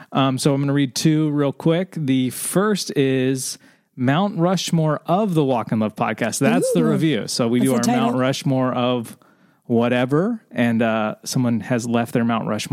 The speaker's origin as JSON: {"language": "English", "country": "Norway", "second_language": "English", "said": "So, greetings from Norway. Hi guys, I'm from Norway."}